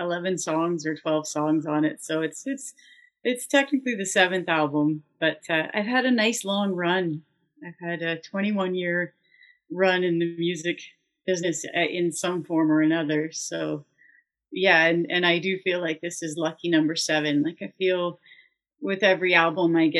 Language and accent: English; Lively, Ontario, Canada; I grew up in Lively.